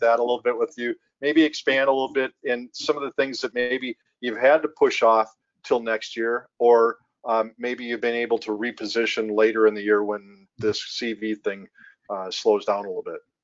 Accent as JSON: {"language": "English", "region": "Minnesota", "country": "United States", "tie": "born or raised there", "said": "growing up in Minnesota"}